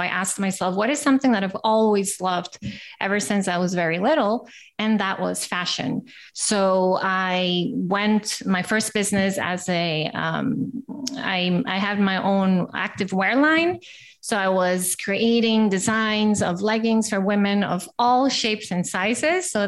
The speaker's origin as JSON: {"language": "English", "country": "Costa Rica", "also_born_or_lived": "Brazil", "lives_now": "Amsterdam, Netherlands", "said": "uh, I am from Costa Rica and I lived in Brazil."}